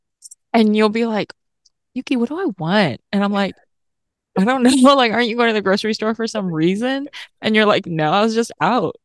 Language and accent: English; Tennessee, United States; moved away; also born or lived in California; I grew up in Tennessee